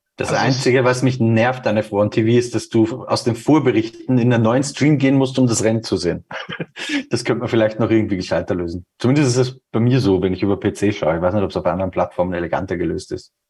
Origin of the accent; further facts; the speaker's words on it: Austria; now in Munich, Germany; Bei uns in Österreich